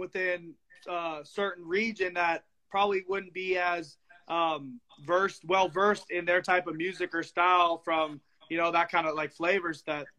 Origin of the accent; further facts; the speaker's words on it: Southern California, United States; I'm from SoCal